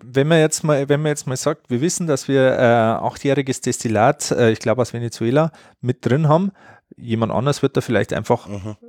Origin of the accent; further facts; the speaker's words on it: Bavaria, Germany; bei uns in Bayern